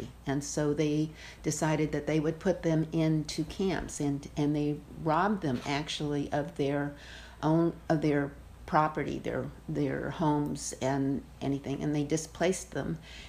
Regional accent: California, United States; moved away as an adult; also born or lived in Fresno, California / Visalia, California / Tulare, California; now in New Hampshire, United States; So I grew up in California, and my parents were both accountants. We were living in Fresno, then we moved to Visalia and Tulare, anyway, in San Joaquin Valley

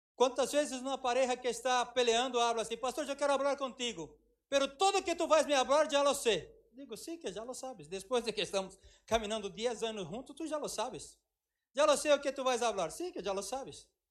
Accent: Brazil; now in Madrid, Spain; eu falei que era brasileiro, cristiano.

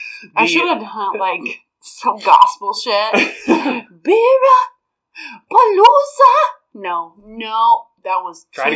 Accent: Iowa, United States; we're from Iowa.

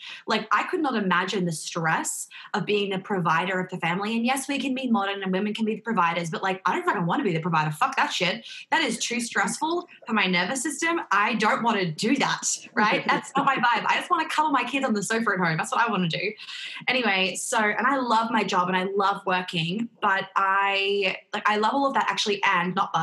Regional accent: New York, United States; I grew up in New York

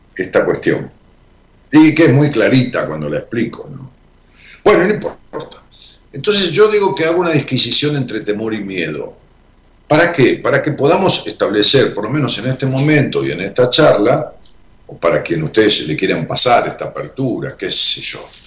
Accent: Ramos Mejía, Buenos Aires Province, Argentina; moved away; cuando yo vivía en Ramos Mejía, y aún cuando voy allá a mi pueblo

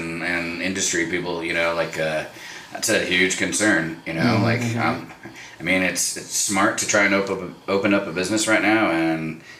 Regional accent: Albuquerque, New Mexico, United States; moved away as an adult; also born or lived in San Francisco Bay Area; I was born and raised in Albuquerque.

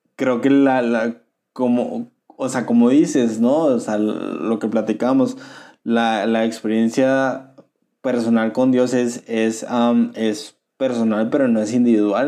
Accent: Mexico; como mexicanos

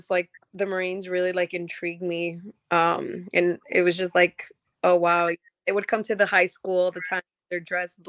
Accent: Chicago, Illinois, United States; moved away as an adult; also born or lived in Mexico; now in North Carolina, United States; When I was 3 years, my mom brought me to America, to Chicago. So I was raised in Chicago

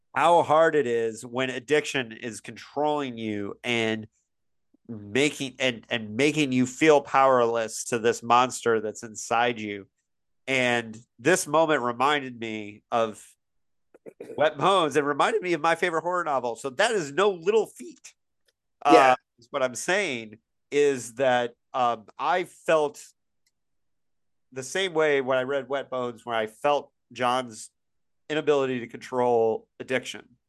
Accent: Bloomington, Indiana, United States; my hometown of Bloomington, Indiana

